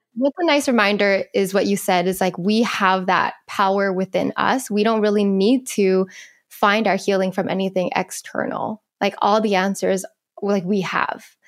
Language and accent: English; United States